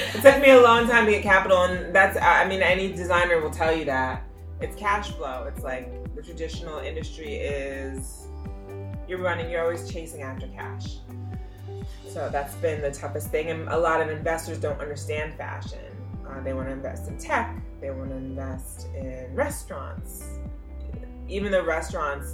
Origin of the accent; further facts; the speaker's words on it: Nigeria; I'm Nigerian